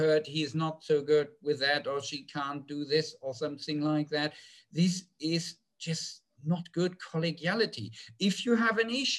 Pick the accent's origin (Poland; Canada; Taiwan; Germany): Germany; English is a second language; moved away; So when I came over from Germany, I was still a little bit iffy when it came to bitch space.